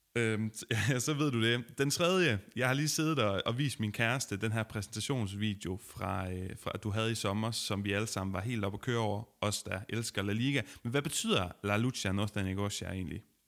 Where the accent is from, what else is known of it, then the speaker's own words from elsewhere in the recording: Denmark; som dansker